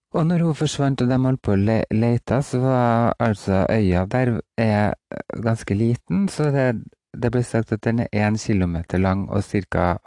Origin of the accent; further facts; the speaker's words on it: Roan, Trøndelag, Norway; det er en eh, liten øy utafor Roan der jeg vokste opp